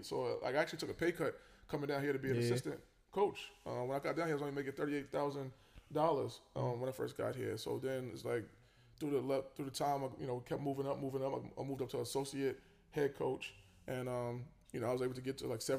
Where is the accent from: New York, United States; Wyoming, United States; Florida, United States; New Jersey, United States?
New York, United States; New York City; moved away; I'm from South Jamaica, Queens. I grew up in South Jamaica, Queens